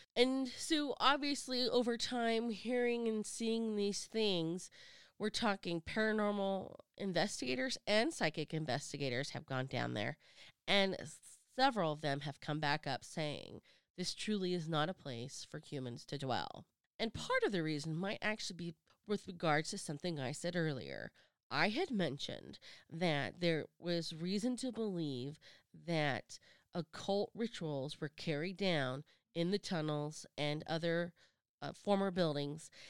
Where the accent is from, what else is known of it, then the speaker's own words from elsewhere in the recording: Sacramento, California, United States; my hometown, Sacramento